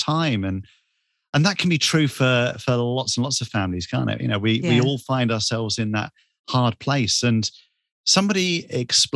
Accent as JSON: {"language": "English", "town": "Bournemouth", "region": "South West England", "country": "United Kingdom", "tie": "born or raised there", "said": "I'm from the south coast of England, a beach town called Bournemouth. And that's where I was born and raised"}